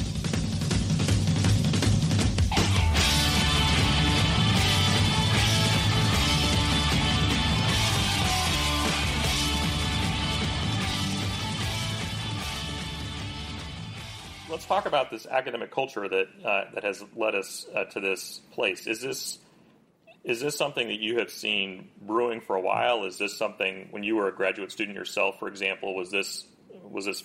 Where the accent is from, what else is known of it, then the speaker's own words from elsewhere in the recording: Kansas, United States; I grew up in Kansas